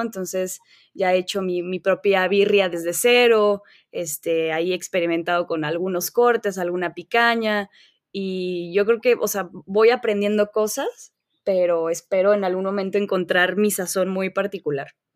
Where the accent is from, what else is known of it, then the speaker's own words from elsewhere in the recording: León, Guanajuato, Mexico; nací en León, Guanajuato. He pasado la gran parte de mi vida aquí. Este, en realidad, pues toda mi vida